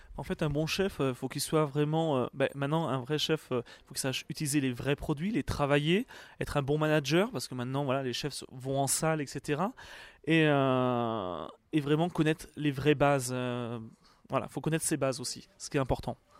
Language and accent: French; Poitou-Charentes, Nouvelle-Aquitaine, France; moved away as an adult; also born or lived in England / Canada / United Arab Emirates / Egypt; now in Paris, France; je suis originaire du Poitou-Charentes